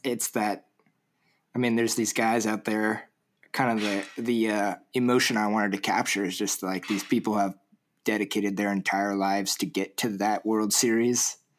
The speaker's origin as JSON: {"language": "English", "area": "Orange County", "region": "Southern California", "country": "United States", "tie": "born or raised there", "said": "I grew up in Orange County, Southern"}